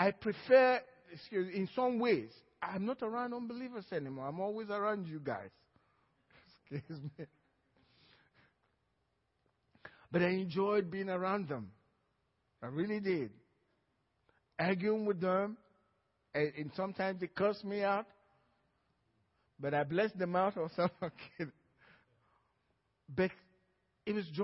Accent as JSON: {"language": "English", "country": "Nigeria", "moved": "yes", "lives_now": "Cypress, United States"}